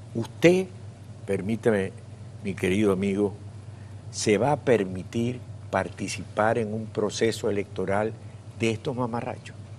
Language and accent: Spanish; Venezuela; moved away